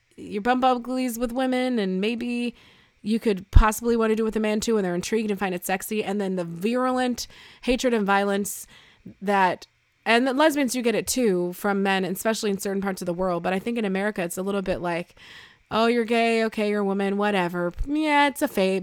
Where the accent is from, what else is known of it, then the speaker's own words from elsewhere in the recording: Buffalo, New York, United States; I'm from Buffalo